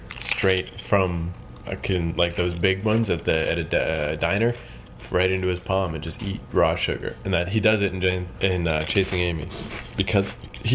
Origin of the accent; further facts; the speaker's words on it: the Maritimes, Canada; I'm from the Maritimes